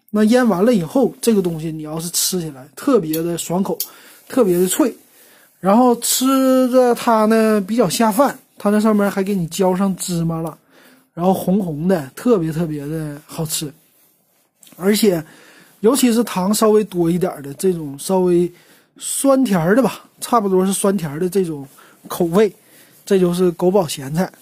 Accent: Northeast China, China; now in Shanghai, China; 咱们东北那边儿

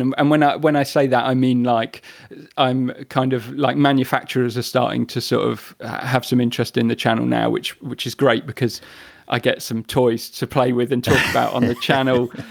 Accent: the Midlands, England, United Kingdom; moved away as an adult; also born or lived in Brighton; growing up in the Midlands, uh, in the early nineties

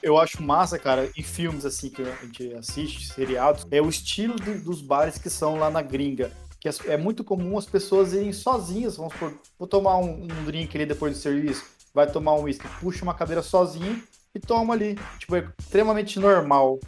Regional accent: Campo Grande, Mato Grosso do Sul, Brazil; Da minha família, acho que eu sou o único de Campo Grande que nasceu aqui

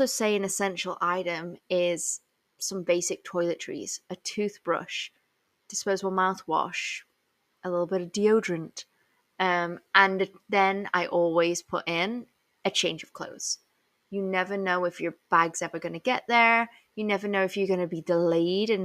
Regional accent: England, United Kingdom; I was born and raised in England

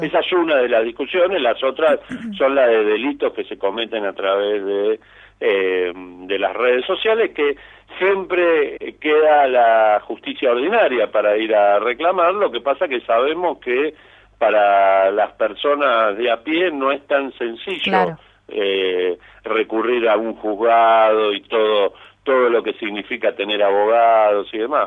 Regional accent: Buenos Aires, Argentina; ni siquiera somos todos los porteños

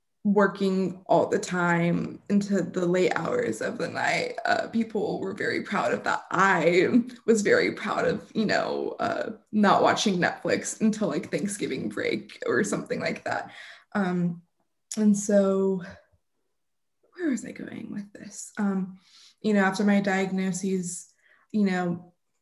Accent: Austin, Texas, United States; moved away; Austin, Texas, my hometown

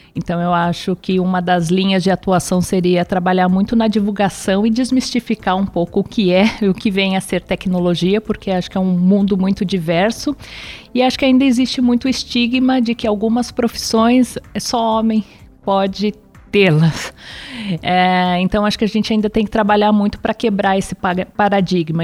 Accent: São Paulo, Brazil; Eu sou nascida em São Paulo, cidade estado de São Paulo. É, meus pais também são, são daqui

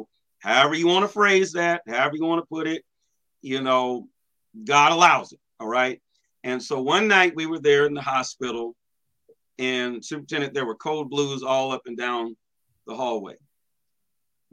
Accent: Washington, United States; now in Midwest, United States; my home state of Washington

